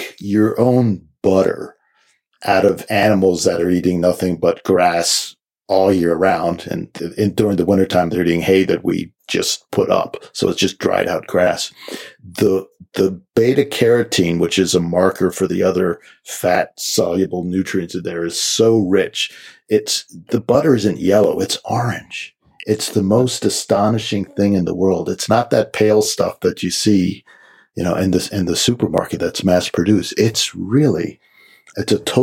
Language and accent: English; Washington, District of Columbia, United States; moved away; I grew up in Washington D.C. in the city, in a row house